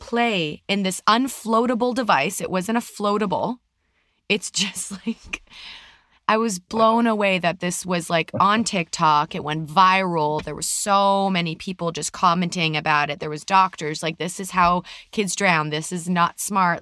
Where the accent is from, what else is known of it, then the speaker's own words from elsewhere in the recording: Canada; moved away as an adult; now in California, United States; We're from Canada, obviously, for people who didn't know, and we now live in California.